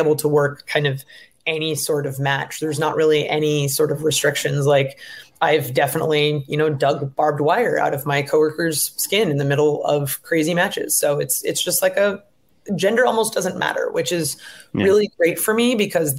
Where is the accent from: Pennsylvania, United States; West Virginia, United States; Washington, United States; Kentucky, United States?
Washington, United States; Seattle; I'm from Seattle. It's a very progressive place